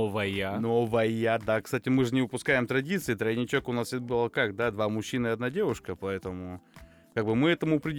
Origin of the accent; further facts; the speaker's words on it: Tyumen, Tyumen Oblast, Russia; непосредственно Тюмень, да, мы из Тюмени все находим